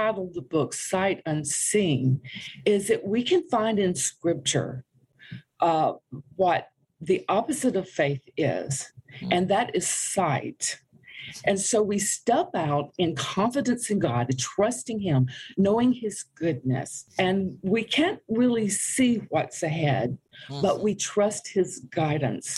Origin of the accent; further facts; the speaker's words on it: Greenwood, South Carolina, United States; moved away as an adult; also born or lived in Europe; now in Oklahoma, United States; I'm from South Carolina originally, okay. Town of Greenwood.